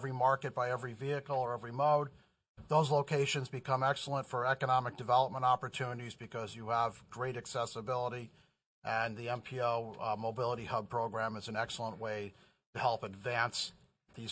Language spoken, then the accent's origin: English; New York, United States; I'm from New York. I can talk fast.